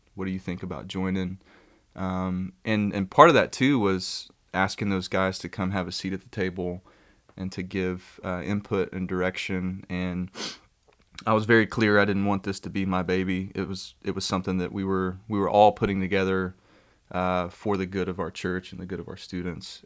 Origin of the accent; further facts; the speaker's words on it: Kermit, Texas, United States; I grew up in Kermit